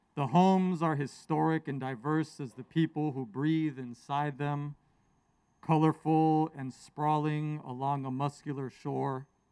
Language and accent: English; San Francisco Bay Area, California, United States; both of my parents were born and raised in Mexico, immigrated in the 70s, and I grew up here in the Bay Area